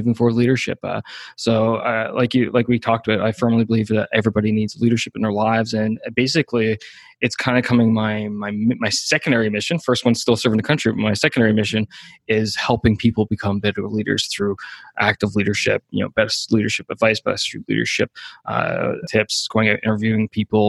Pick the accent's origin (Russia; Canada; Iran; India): Canada; Newfoundland and Labrador; moved away as an adult; I'm from a super small hometown. Like, my hometown was only a couple hundred people.